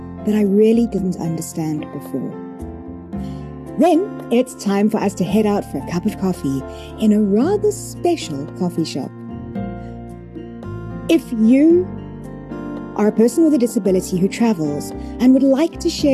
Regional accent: Pietermaritzburg, KwaZulu-Natal, South Africa; my hometown, the town where I grew up

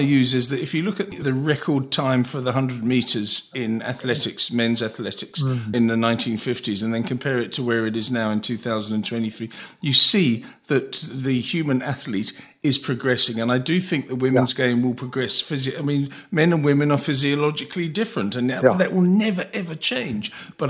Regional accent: England, United Kingdom; I'm an Englishman

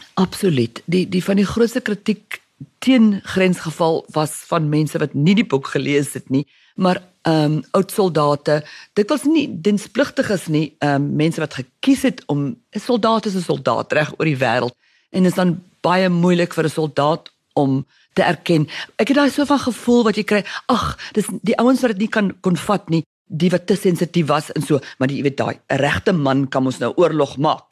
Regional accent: South Africa; moved away; Afrikaanssprekende Suid-Afrikaner

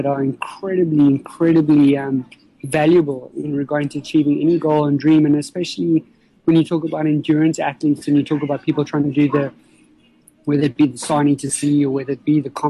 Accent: South Africa; growing up in South Africa and living in South Africa

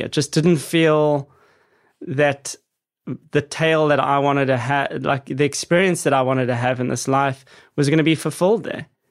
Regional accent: Johannesburg, Gauteng, South Africa; growing up in South Africa in suburbia

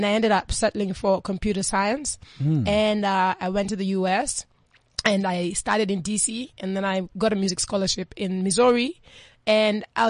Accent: Kenya; moved away; also born or lived in New York; I'm born and raised in Kenya for most part

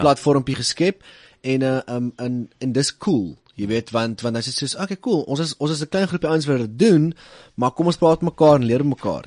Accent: Little Karoo, Western Cape, South Africa; ons klein karoo cowboys

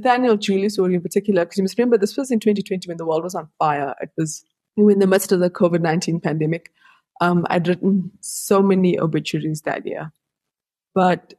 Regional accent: Johannesburg, Gauteng, South Africa; also born or lived in Utrecht, KwaZulu-Natal; I grew up in Aldos, and I had a really lovely childhood in Aldos

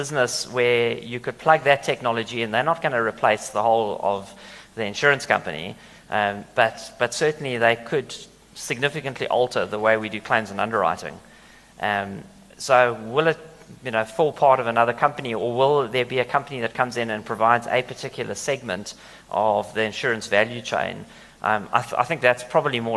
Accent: South Africa; we as South Africans

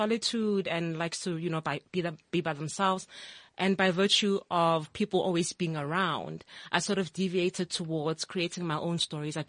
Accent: Itsoseng, North West, South Africa; I'm from Itsoseng in the Northwest. Okay. Born and bred. Proud Northwest girl through and through. Platinum province.

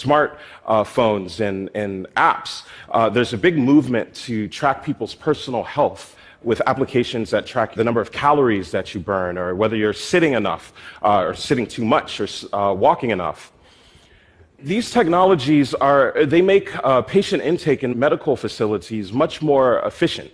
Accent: Philadelphia, Pennsylvania, United States; my hometown in Philadelphia.

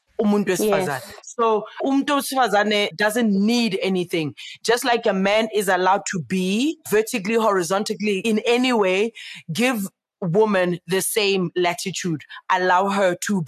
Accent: Soweto, Gauteng, South Africa; I grew up in Meadowlands

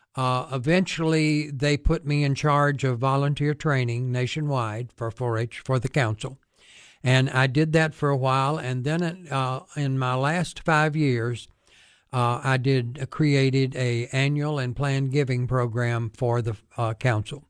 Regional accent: United States; I grew up north of town. We had a small farm near where the old airport used to be.

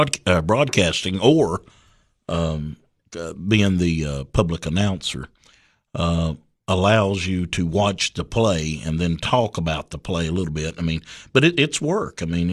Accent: Livingston, Tennessee, United States; Yeah, I was born and raised in Livingston, and of course went to school, local schools there, and raised by a single mother.

